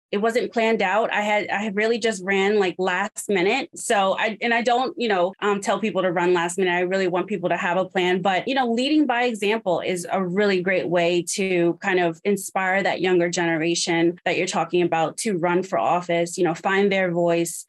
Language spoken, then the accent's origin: English; New York, United States; I'm originally from New York